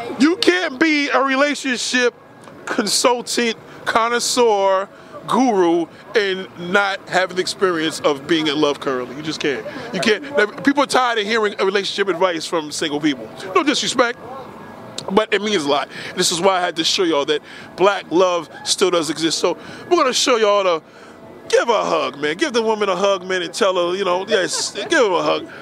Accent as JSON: {"language": "English", "town": "New York City", "region": "New York", "country": "United States", "also_born_or_lived": "Staten Island", "said": "We're New Yorkers"}